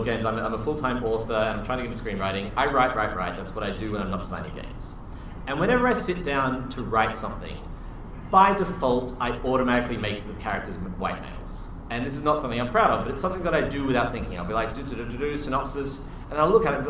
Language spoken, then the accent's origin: English; Australia; I'm Australian.